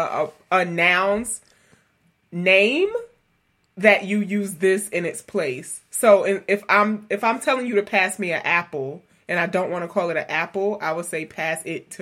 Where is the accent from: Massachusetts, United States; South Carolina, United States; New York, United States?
New York, United States; New York City; I grew up in New York City